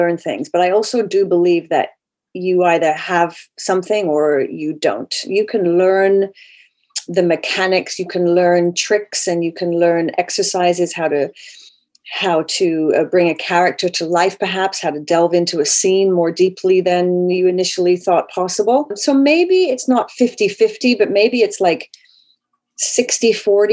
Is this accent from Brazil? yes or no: no; United Kingdom; moved away as an adult; also born or lived in Vancouver, Canada; I was raised in the United Kingdom.